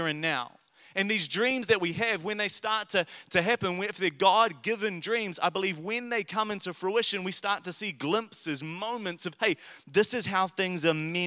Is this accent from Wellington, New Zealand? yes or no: yes; Paraparaumu, Wellington, New Zealand; I grew up in Wellington, in Paraparaumu, and it was a lower decile school